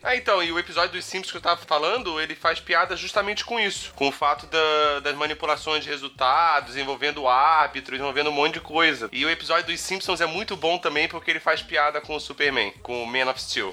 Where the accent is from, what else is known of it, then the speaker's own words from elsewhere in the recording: Itajaí, Santa Catarina, Brazil; also born or lived in Rio de Janeiro; eu saí do Rio de Janeiro e me mudei pra Itajaí, Santa Catarina